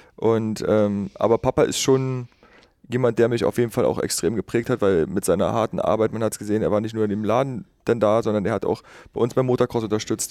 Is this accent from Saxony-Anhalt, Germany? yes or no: yes; Schönebeck, Saxony-Anhalt, Germany; also born or lived in Magdeburg; ich bin gebürtig aus Schönebeck, äh, bin ungefähr 15 Kilometer von Schönebeck auf einem ganz kleinen Kuhdorf groß geworden. Wergleitz hieß